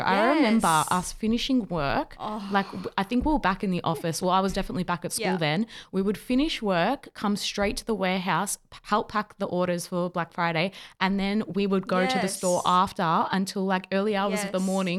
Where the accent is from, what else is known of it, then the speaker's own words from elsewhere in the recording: Victoria, Australia; we're from Victoria, by the way. So we had the full-on lockdowns.